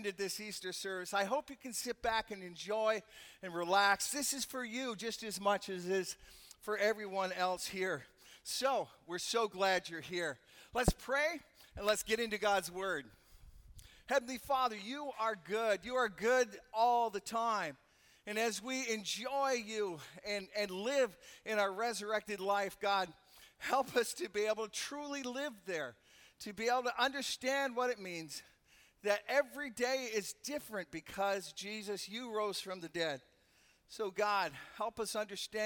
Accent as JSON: {"language": "English", "country": "Canada", "moved": "yes", "said": "I'm from Canada. That's why I sound funny."}